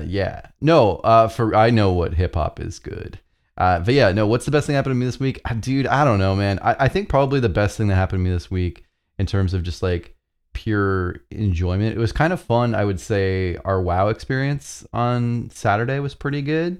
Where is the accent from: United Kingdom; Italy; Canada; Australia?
Canada; as a Canadian who doesn't have access to Dunkin' Donuts